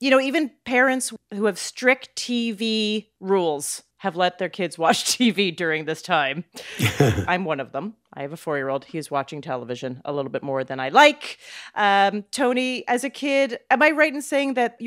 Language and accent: English; Calgary, Alberta, Canada; I'm from Calgary, by the way. I grew up in Calgary